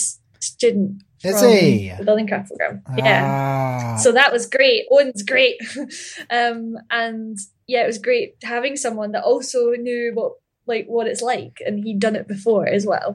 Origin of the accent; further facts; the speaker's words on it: Ayr, Scotland, United Kingdom; I grew up in Ayr